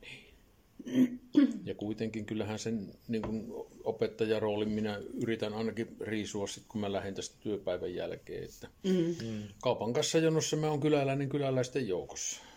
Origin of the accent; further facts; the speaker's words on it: Laukaa, Central Finland, Finland; now in Lievestuore, Finland; Mä oon Laukaalainen syntyisin tuolta toiselta reunalta pitäjää